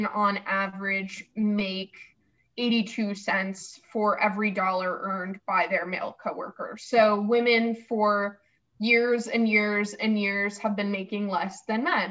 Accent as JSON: {"language": "English", "region": "Rhode Island", "country": "United States", "tie": "born or raised there", "said": "I grew up in Rhode Island"}